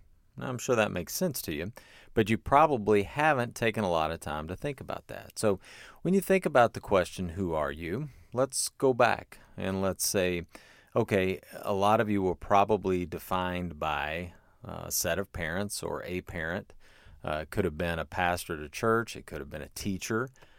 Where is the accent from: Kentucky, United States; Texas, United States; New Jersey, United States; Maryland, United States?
Kentucky, United States; Versailles; I would say I have a PhD in higher education. I'm from Versailles, Kentucky.